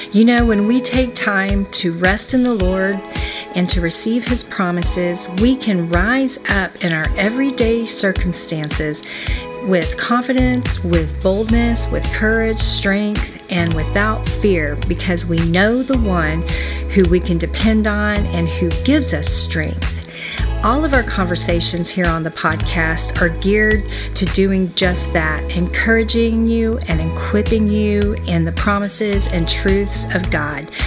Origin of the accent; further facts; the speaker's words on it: Texas, United States; now in Florida, United States; I'm a Texan and I uh, always have been